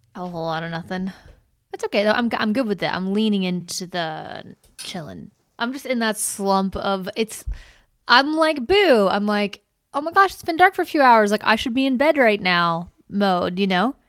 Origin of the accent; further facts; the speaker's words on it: the South, United States; I grew up in the South